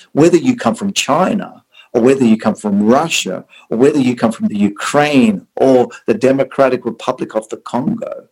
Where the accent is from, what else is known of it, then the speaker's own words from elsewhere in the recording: Sydney, New South Wales, Australia; moved away as an adult; also born or lived in South Africa; now in Orange County, United States; I was born in South Africa, and two is that I've spent most of my life uh, from an early age as a child living in Australia.